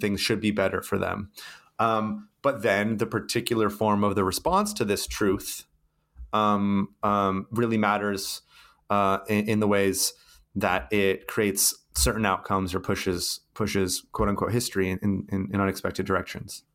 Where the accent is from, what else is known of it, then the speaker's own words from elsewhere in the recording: California, United States; moved away as an adult; also born or lived in Brazil; my home state of California